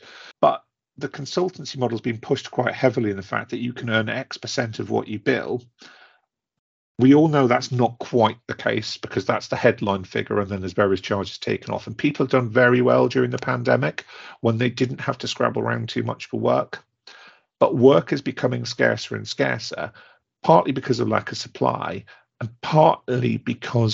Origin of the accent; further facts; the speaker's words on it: Newcastle upon Tyne, North East England, United Kingdom; I'm a Geordie by nature